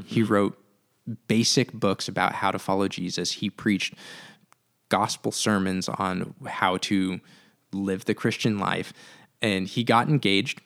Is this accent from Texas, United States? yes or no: no; Santa Cruz, California, United States; growing up in Santa Cruz, moving back to Santa Cruz